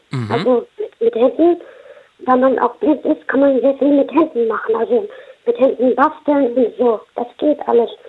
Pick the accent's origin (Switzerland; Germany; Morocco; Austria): Morocco; Äh, verschiedene. Ich komme aus Marokko.